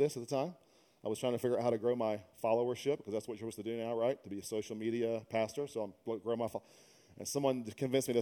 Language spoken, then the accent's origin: English; Louisiana, United States; also born or lived in Dallas, Texas; now in San Francisco, United States; originally I'm from Louisiana by way of Dallas, now San Francisco